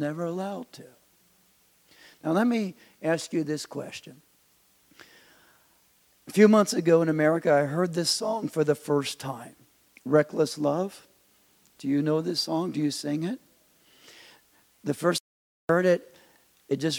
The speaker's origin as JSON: {"language": "English", "country": "United States", "moved": "as an adult", "lives_now": "Germany", "said": "I'm American."}